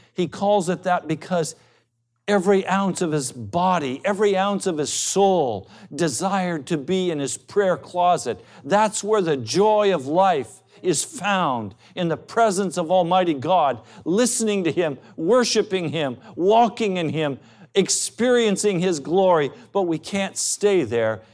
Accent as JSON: {"language": "English", "country": "United States", "said": "Because we're American, because we're privileged, because we're educated"}